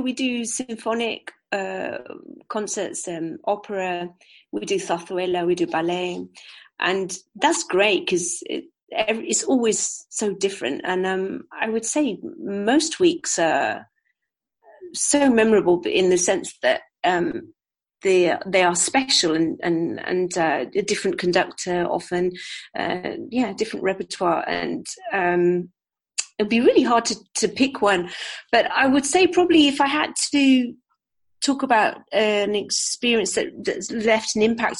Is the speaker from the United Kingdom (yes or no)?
yes; United Kingdom; also born or lived in New Zealand; now in Seville, Spain; We are two British women